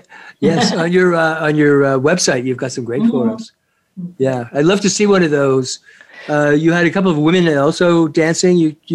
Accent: Canada; as a Canadian, as British background

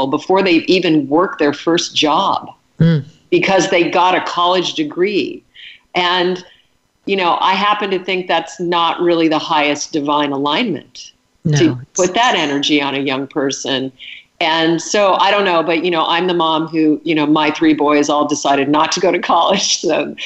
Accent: Alaska, United States; I was raised in Alaska, and my dad was a hunter.

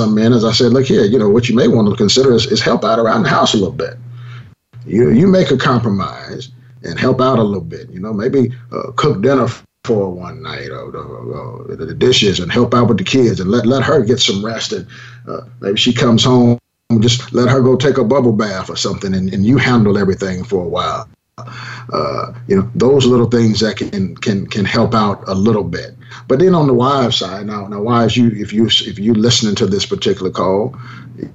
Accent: Southern California, United States; I grew up in Southern Cal myself

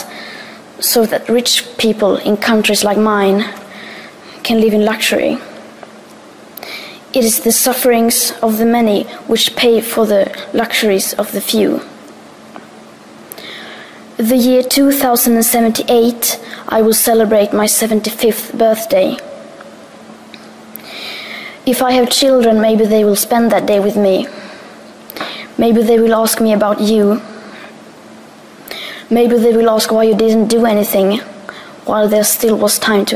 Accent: Sweden; I am 15 years old and I'm from Sweden.

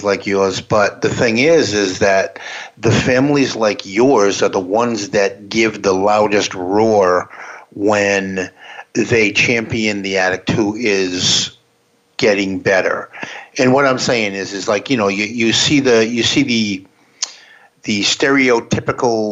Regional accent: the Boston area, Massachusetts, United States; I'm from the Boston area

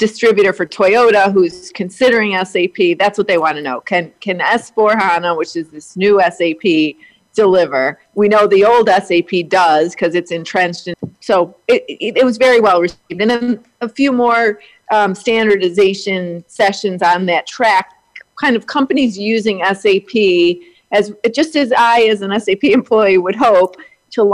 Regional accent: Detroit, Michigan, United States; I am from Detroit

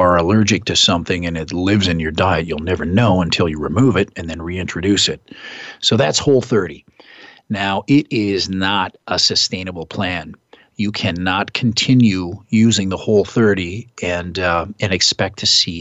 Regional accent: Midwest, United States; moved away; I'm from the Midwest.

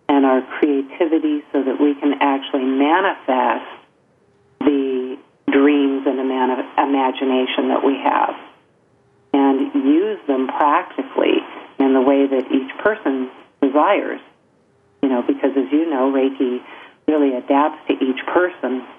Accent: Encinitas, California, United States; I grew up in Encinitas, California

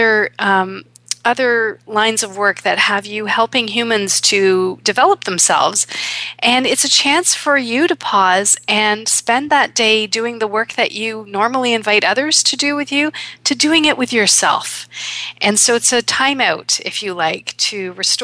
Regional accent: Toronto, Ontario, Canada; in Toronto, here in my hometown

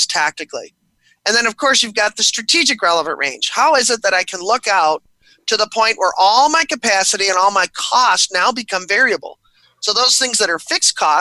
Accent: Buffalo, New York, United States; I was born and raised in Buffalo, New York

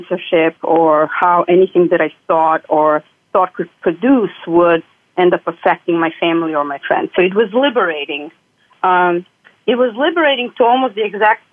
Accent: Serbia; moved away as an adult; also born or lived in Sarajevo, Bosnia and Herzegovina; now in New York City, United States; I am originally from former Yugoslavia, a country that doesn't exist any longer. So for all intents and purposes, I will say that I am from Serbia.

